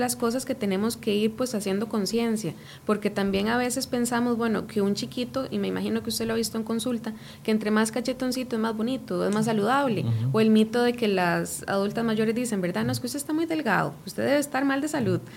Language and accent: Spanish; Costa Rica; nosotros como ticos